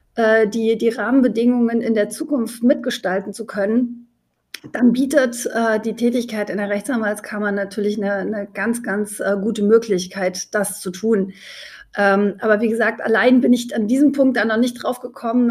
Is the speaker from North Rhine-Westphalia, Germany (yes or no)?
no; Leipzig, Saxony, Germany; als Leipzigerin